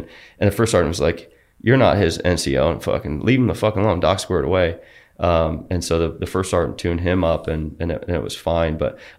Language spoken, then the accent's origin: English; Georgia, United States; We come from sea level. We come from Georgia